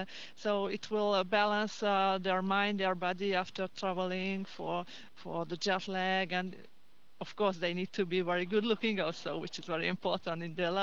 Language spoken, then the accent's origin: English; Hungary; It was in Hungary, actually, in Hungary, so which is not very far away from here, but the spa business is Hungary.